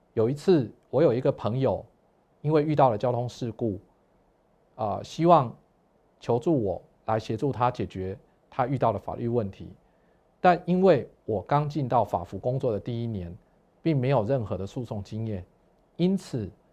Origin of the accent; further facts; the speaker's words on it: Pingtung County, Taiwan; 我出生于屏东，那我的家庭呢，是一个天主教的家庭，所以从小开始呢，每个礼拜都要去天主教的教堂望弥撒